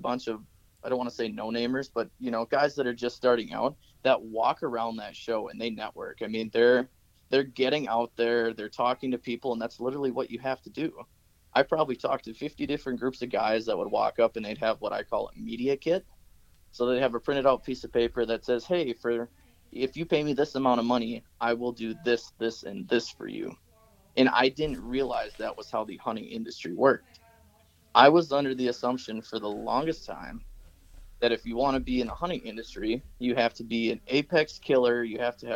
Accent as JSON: {"language": "English", "region": "Wisconsin", "country": "United States", "tie": "born or raised there", "moved": "as an adult", "said": "where I grew up in Wisconsin"}